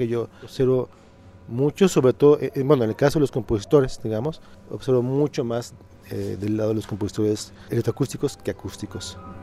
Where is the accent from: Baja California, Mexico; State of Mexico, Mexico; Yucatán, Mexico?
Yucatán, Mexico; Mérida; moved away as an adult; also born or lived in Mexico City / Morelia; Yo soy de Mérida, nací en Mérida, me formé profesionalmente en, la UNAM